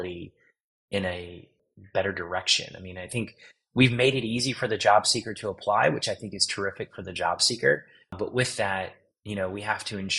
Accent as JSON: {"language": "English", "region": "Virginia", "country": "United States", "tie": "born or raised there", "moved": "yes", "lives_now": "Austin, United States", "said": "I'm from a small town in Virginia on the Chesapeake Bay"}